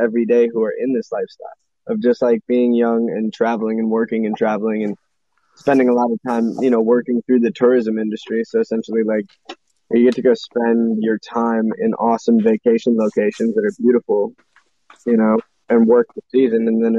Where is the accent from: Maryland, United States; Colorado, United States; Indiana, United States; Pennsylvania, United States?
Colorado, United States; moved away as an adult; now in Florida Keys, United States; I'm from Colorado. I got tired of shivering, so I came down here.